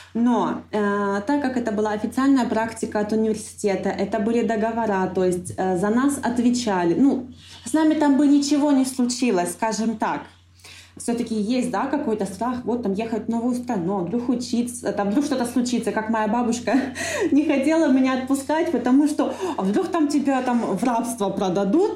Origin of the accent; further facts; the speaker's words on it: Donbas, Ukraine; moved away as an adult; also born or lived in Kharkiv; now in Antalya, Turkey; я родилась на Донбассе